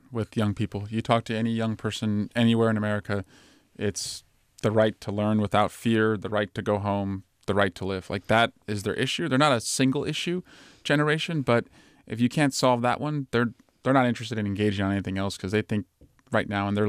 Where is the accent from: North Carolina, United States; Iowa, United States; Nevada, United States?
Iowa, United States; born there; moved away; also born or lived in Oregon; I was born there. Yeah, I was born in Northwest Iowa.